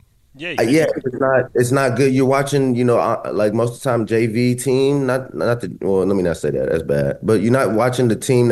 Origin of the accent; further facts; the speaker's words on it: Columbus, Ohio, United States; I grew up in Columbus